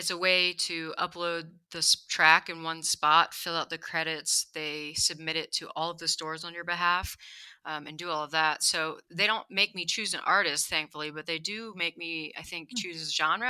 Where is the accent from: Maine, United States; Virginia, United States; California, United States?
Virginia, United States; Harrisonburg; also born or lived in Glen Burnie, Maryland; now in Denver, United States; And then when my parents separated, my dad moved to Virginia, and my older brother and I moved out there with him.